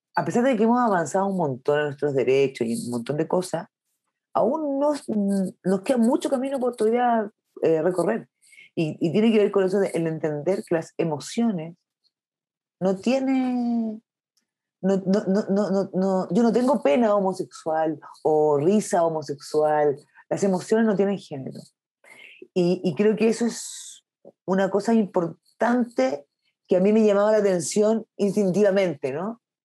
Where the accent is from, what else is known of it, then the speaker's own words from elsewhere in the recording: Curicó, Maule, Chile; moved away; Yo soy de Curicó, de región, donde no había cine, hasta el día de hoy no hay